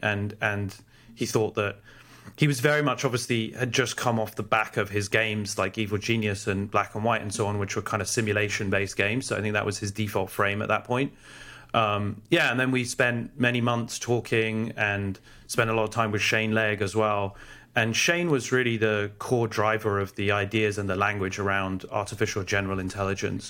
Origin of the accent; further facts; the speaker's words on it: London, United Kingdom; also born or lived in Oxford; I grew up in London and went to Oxford